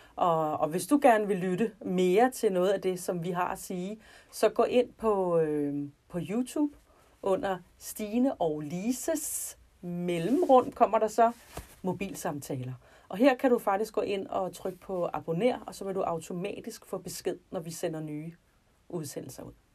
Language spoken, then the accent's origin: Danish; North Zealand, Capital Region of Denmark, Denmark; jeg kommer fra Nordsjælland, og øh, der, hvor jeg boede, der øh, var der ikke nogen kristne